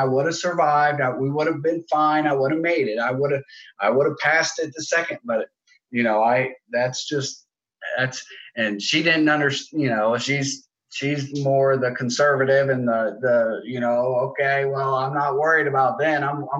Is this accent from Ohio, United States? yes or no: yes; Ohio, United States; moved away as an adult; So I moved from Ohio down here about 7 years ago.